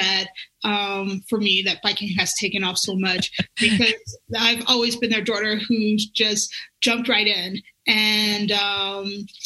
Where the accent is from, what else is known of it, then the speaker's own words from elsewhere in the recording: Alabama, United States; now in Colorado, United States; I grew up in Alabama